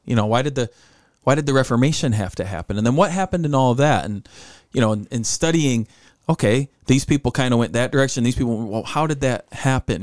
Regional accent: United States; us being American

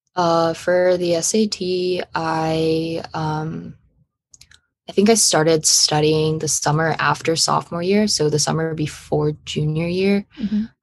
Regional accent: Los Angeles, California, United States; I'm from Los Angeles, California

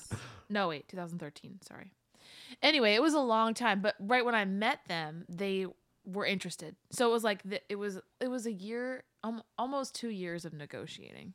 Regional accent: West Chester, Pennsylvania, United States; moved away as an adult; also born or lived in Downingtown, Pennsylvania / Boston, Massachusetts; I grew up in Westchester

